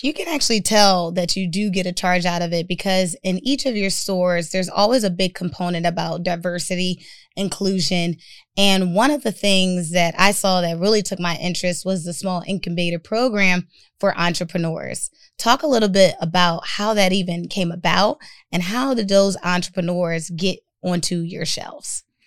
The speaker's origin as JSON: {"language": "English", "town": "Philadelphia", "region": "Pennsylvania", "country": "United States", "said": "I'm a girl from North Philadelphia"}